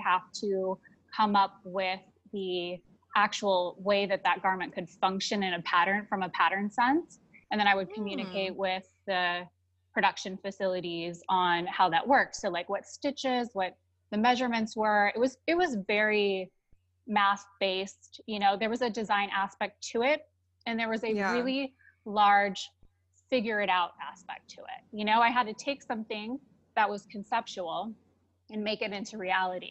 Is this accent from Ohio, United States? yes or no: yes; Ohio, United States; now in Las Vegas, United States; I grew up in Ohio. I grew up in a small farm area in Ohio